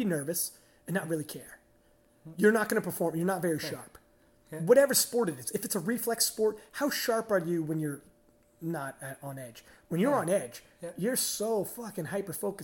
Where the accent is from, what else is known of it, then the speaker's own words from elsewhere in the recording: Canada; I'm from Canada